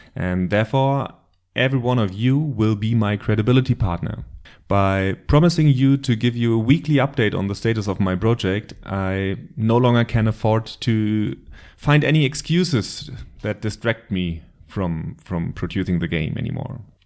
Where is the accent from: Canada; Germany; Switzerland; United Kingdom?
Germany; accent: German; English is a second language; I live in Germany, but you probably already recognized that from my terrible accent